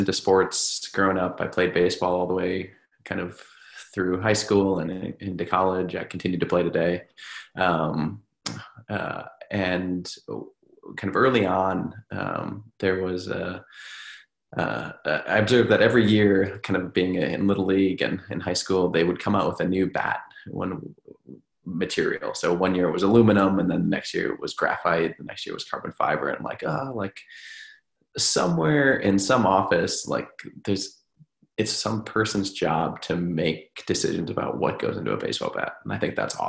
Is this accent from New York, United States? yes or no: no; Minnesota, United States; moved away; I'm from Minnesota